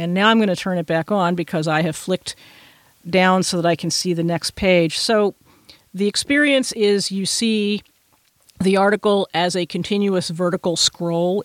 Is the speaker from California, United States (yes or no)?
no; Texas, United States; I'm from Texas